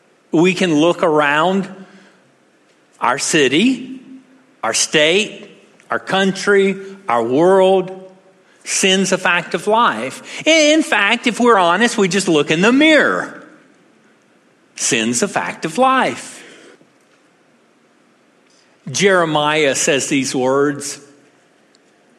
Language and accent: English; Texas, United States; I'm a Texan